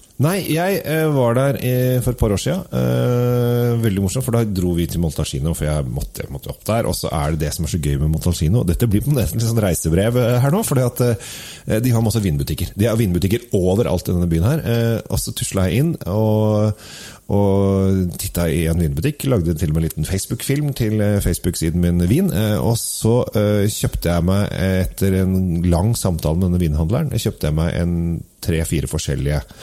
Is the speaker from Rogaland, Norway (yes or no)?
no; Oslo, Norway; Jeg er oppvokst på Sinsen